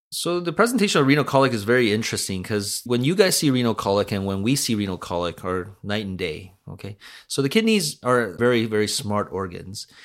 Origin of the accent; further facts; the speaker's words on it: Vancouver, British Columbia, Canada; also born or lived in North Delta / Hamilton; Born and raised in Vancouver, uh, grew up in North Delta